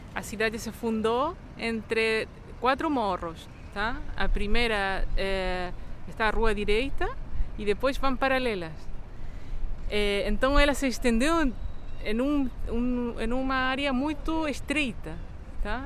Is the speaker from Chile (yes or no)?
yes; Chile; moved away as an adult; now in Rio de Janeiro, Brazil; arquiteta chilena, moro no Rio há 14 anos